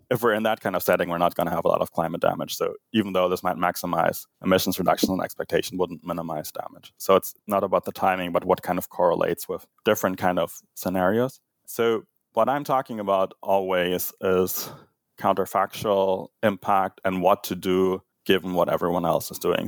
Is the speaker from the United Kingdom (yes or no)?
no; Germany; moved away; growing up in Germany